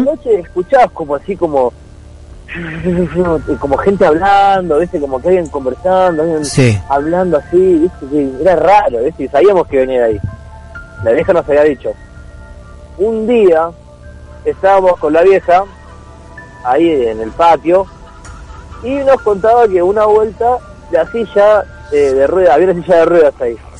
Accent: Mar del Plata, Buenos Aires Province, Argentina; also born or lived in Miramar; Ahí en el barrio yo me crié por el puerto

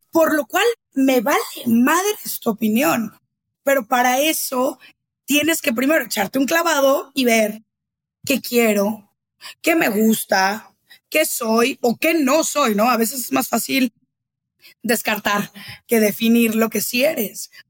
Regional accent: Guadalajara, Jalisco, Mexico; now in Mexico City, Mexico; yo que ya vivo en Ciudad de México y soy de Guadalajara

